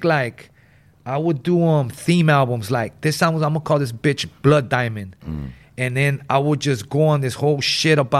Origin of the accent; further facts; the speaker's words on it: Los Angeles, California, United States; growing up in West Adams